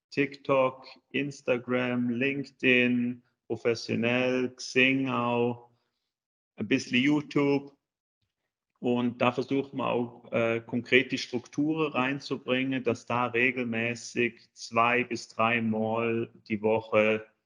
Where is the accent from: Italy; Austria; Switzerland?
Switzerland; now in Germany; wie schon gesagt. Ich bin ursprünglich Schweizer, wohne jetzt seit neun Jahren in Deutschland, verheiratet, zwei Kids.